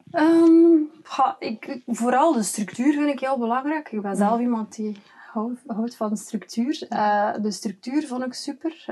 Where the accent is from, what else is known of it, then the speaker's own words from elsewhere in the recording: West Flanders, Belgium; bij ons in West-Vlaanderen